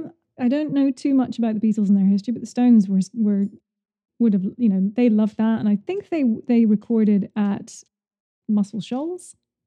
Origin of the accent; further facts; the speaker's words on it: United Kingdom; now in New York City, United States; us Brits